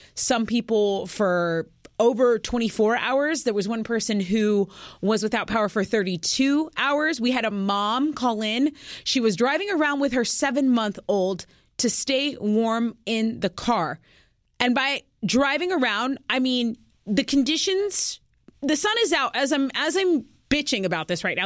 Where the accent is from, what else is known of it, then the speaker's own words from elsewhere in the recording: Texas, United States; we're from Texas